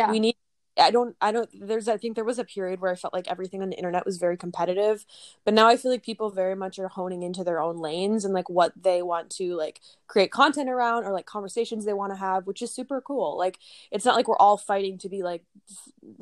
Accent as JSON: {"language": "English", "region": "Minnesota", "country": "United States", "moved": "as an adult", "lives_now": "New York City, United States", "said": "I came to the city from Minnesota originally"}